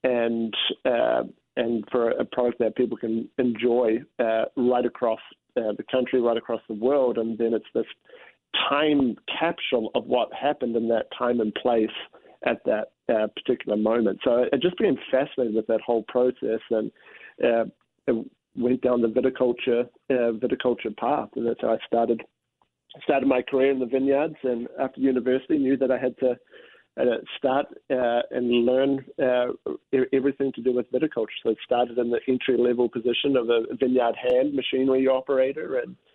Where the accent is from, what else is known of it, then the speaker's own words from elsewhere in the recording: New Zealand; moved away as an adult; now in Paso Robles, United States; as you can probably tell from my accent, I'm from a little bit further south from Paso Robles and Kansas. So grew up in New Zealand, so I'm a Kiwi.